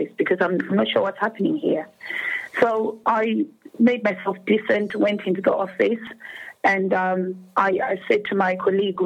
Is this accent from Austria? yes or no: no; Zimbabwe; moved away as an adult; now in United Kingdom; I am originally from Zimbabwe and obviously immigrated to the United Kingdom